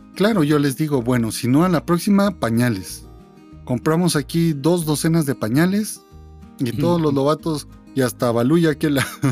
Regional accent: Guatemala; somos guatemaltecos

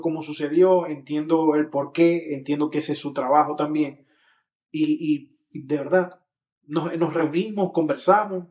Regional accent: Maracaibo, Zulia, Venezuela; soy latino, soy maracucho y soy maravino

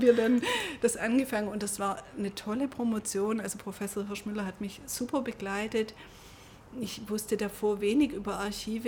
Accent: Stuttgart, Baden-Württemberg, Germany; ich bin ja in Stuttgart geboren

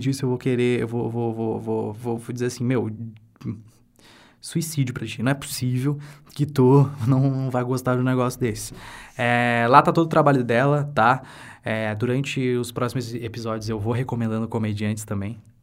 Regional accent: Santa Maria, Rio Grande do Sul, Brazil; eu sou do Rio Grande do Sul, eu sou de Santa Maria e aqui onde eu moro é uma cidade com aproximadamente 300 mil habitantes.

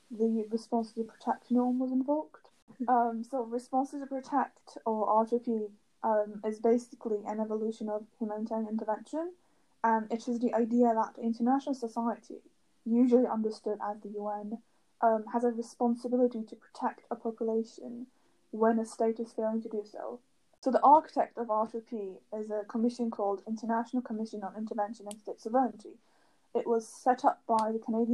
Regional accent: United Kingdom; I'm British Turkish.

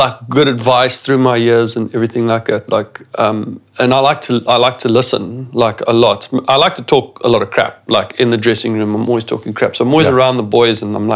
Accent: Phalaborwa, Limpopo, South Africa; moved away as an adult; also born or lived in Pretoria; I came from Palabora

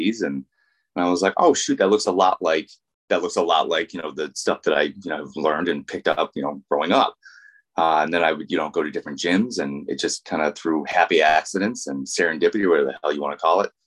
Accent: Vermont, United States; I grew up in Vermont

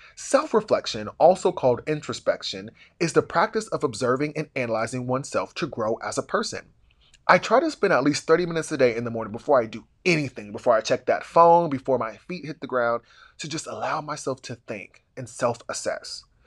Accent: Columbus, Ohio, United States; I grew up in Columbus, Ohio with little resources and big dreams

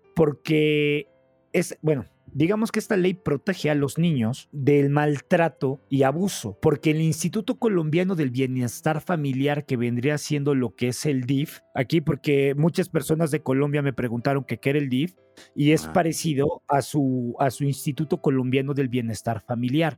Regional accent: Mexico; nuestra forma mexicana

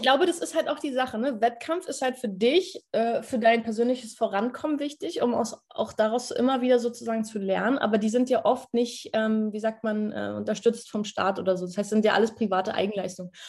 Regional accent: Berlin, Germany; wir haben in ja, Berlin auch ein Lichtenberg, ist ein Bezirk.

